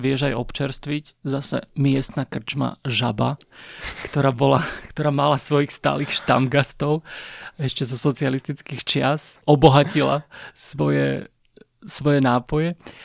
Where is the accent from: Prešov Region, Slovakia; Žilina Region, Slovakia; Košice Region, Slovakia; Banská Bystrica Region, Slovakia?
Žilina Region, Slovakia; Trstena; To je Trstena. A... To, je, to je moje rodné mesto